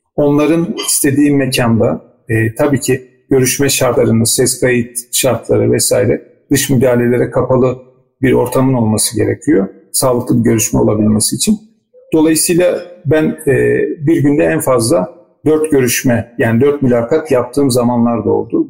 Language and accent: Turkish; Istanbul, Turkey; moved away as an adult; also born or lived in Rize; Ben de İstanbul'da doğdum, büyüdüm ama bir şekilde bir biçimde Rize ile irtibatımız devam etti.